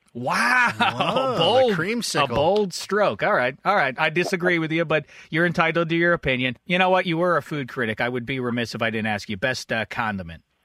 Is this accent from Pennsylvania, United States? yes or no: yes; Pittsburgh, Pennsylvania, United States; I went to my hometown of Pittsburgh, PA